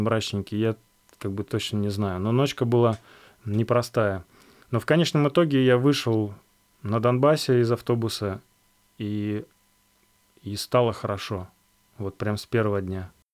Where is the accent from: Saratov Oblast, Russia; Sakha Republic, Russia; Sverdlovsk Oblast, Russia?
Sakha Republic, Russia; Yakutia; moved away; also born or lived in Altai; Я же родом из Якутии, из тоже маленького городка